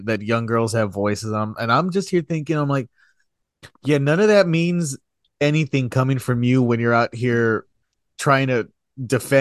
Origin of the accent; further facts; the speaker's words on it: South Texas, United States; I'm from South Texas